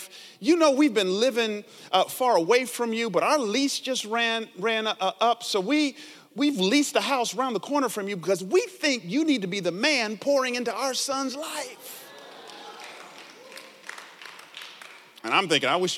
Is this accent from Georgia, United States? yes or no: yes; Atlanta, Georgia, United States; now in San Jose, United States; I grew up in Atlanta, down south, 70s and 80s